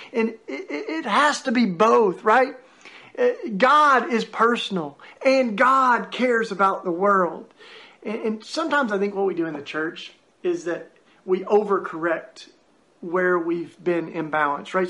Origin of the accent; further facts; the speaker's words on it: East Tennessee, United States; I grew up down in East Tennessee in what we call the Bible Belt